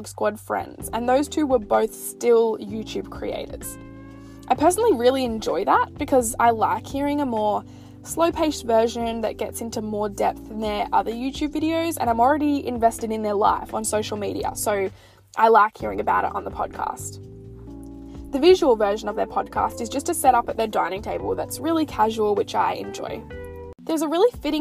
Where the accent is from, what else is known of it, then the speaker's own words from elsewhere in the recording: Australia; Because I'm Australian